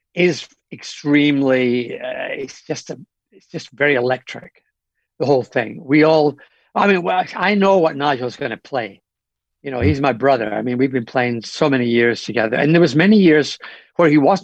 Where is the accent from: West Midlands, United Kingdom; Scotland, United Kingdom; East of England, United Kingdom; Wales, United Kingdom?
Scotland, United Kingdom; in my home, well, not in my hometown, but in Glasgow, in Scotland.